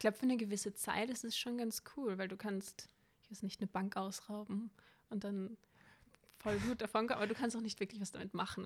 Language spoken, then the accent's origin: German; Vienna, Austria; ich bin eine waschechte Wienerin